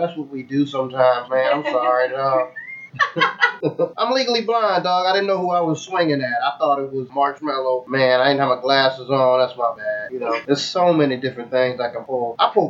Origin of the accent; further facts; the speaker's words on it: the South, United States; accent: Southern; I'm from the south. My southern accent is gutter as fuck.